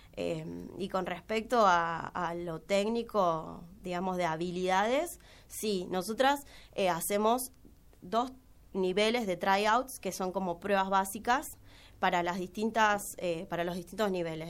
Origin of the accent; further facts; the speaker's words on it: Santa Fe, Argentina; now in Córdoba, Argentina; vengo de Santa Fe, me vine a estudiar, ahora estoy trabajando y estudio letras modernas.